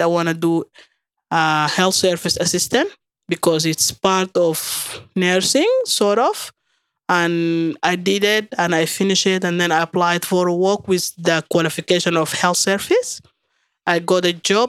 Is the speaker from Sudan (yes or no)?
yes; Khartoum, Sudan; English is a second language; moved away as an adult; now in Australia; I'm from Sudan, exactly from Khartoum. I've came to Australia 2013.